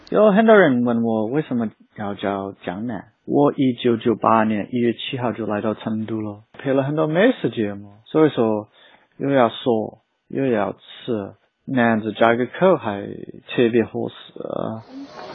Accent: Seattle, Washington, United States; Chinese is a second language; moved away as an adult; also born or lived in Hawaii, United States; now in Chengdu, China; 身在夏威夷，长在西雅图

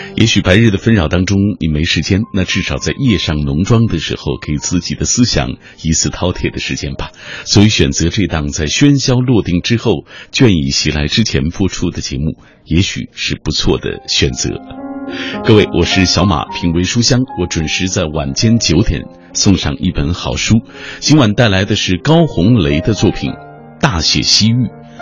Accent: Xinjiang, China; moved away; 我是从新疆来的

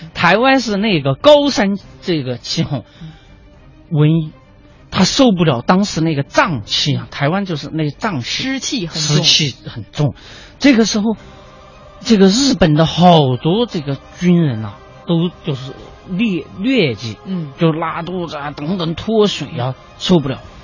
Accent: China; 我们中国人

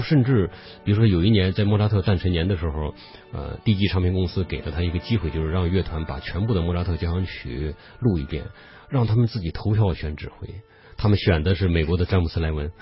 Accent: China; 我们作为中国人

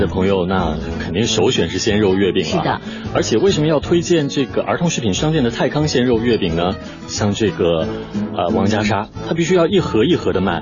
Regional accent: Northeast China, China; now in Shanghai, China; 是咱们东北人很喜欢吃的这个红肠

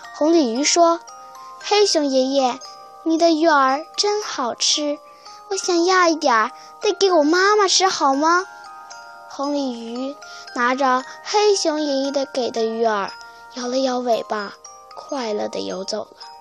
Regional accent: Shenyang, Liaoning, China; 我来自辽宁省沈阳市

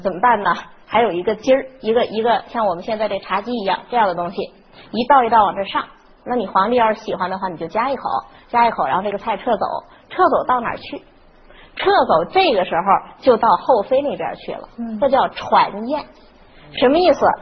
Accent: China; 我们中国人就信这个五行

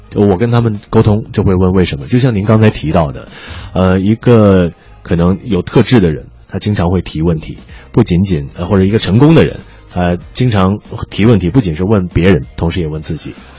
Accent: Beijing, China; accent: Beijing dialect; 我们北京话叫葛骰啊

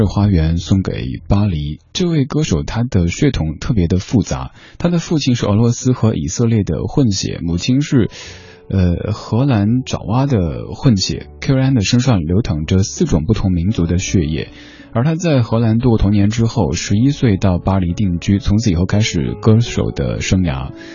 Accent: Sichuan, China; now in Beijing, China; 我的家乡四川那边

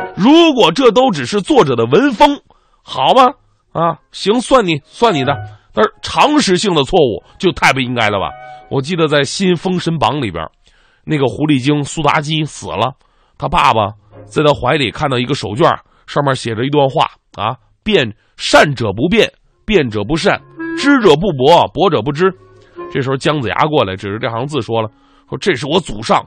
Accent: Northeast China, China; accent: Northeastern Mandarin (东北话); 努尔哈赤应该是纯东北老爷们儿，对不对？我老乡啊

